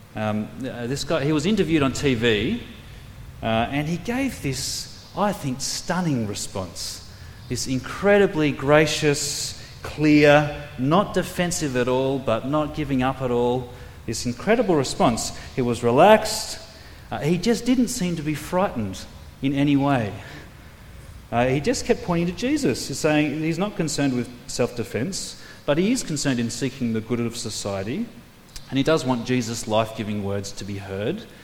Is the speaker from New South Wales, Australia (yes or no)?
yes; New South Wales, Australia; also born or lived in Queensland; now in South Australia, Australia; I was raised on the East Coast, born in Queensland, grew up in New South Wales